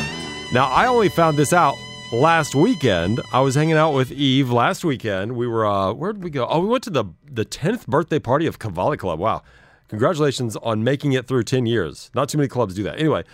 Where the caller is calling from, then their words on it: Dubai, United Arab Emirates; I'm calling from Dubai.